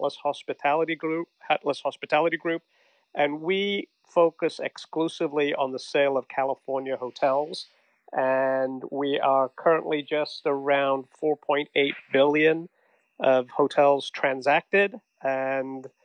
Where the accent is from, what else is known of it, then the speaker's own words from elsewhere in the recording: England, United Kingdom; moved away as an adult; now in Newport Beach, United States; As you might detect from the accent, I'm originally from England